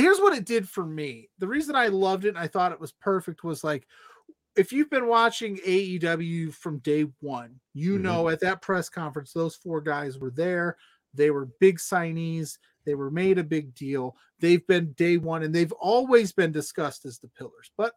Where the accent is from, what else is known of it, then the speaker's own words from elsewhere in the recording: Indiana, United States; I'm from Indiana, and I say pop.